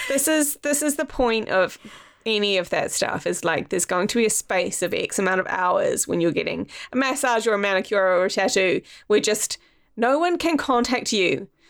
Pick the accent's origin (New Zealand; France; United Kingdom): New Zealand; I'm from New Zealand